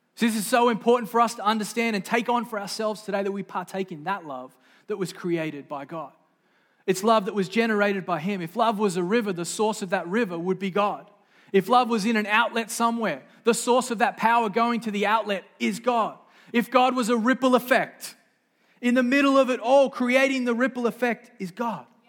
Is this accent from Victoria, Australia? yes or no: no; Sydney, New South Wales, Australia; moved away; I didn't come from here. I grew up in Sydney, Australia, the great Southland of the Holy Spirit